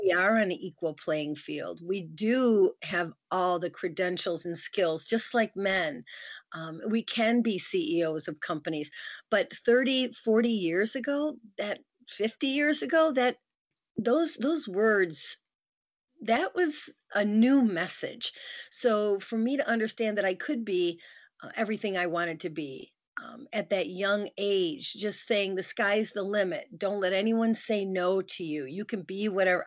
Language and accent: English; near Grand Rapids, Michigan, United States; moved away as an adult; now in Lansing, United States; went back to my hometown near Grand Rapids, Michigan